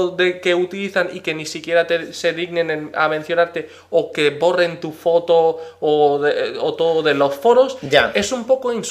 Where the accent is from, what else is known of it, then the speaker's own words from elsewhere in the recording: Madrid, Community of Madrid, Spain; Como dirían en mi tierra Madrid, of Beach Mother, ¿no? Pero traducido al castellano.